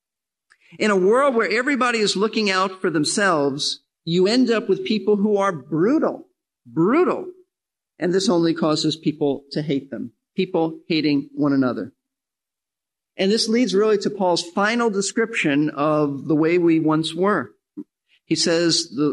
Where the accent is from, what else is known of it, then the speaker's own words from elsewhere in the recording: New York City, New York, United States; I'm from New York City